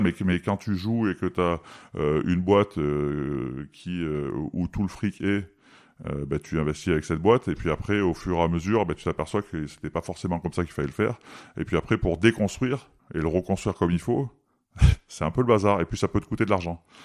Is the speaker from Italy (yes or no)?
no; Valence, Auvergne-Rhône-Alpes, France; moved away; je suis de Valence